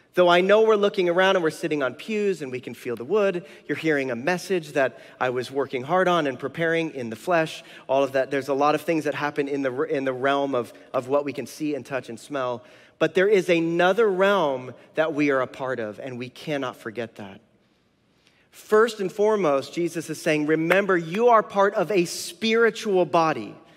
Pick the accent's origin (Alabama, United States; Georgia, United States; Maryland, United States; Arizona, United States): Arizona, United States; Tucson; Tucson, which is where I'm from, born and raised in Tucson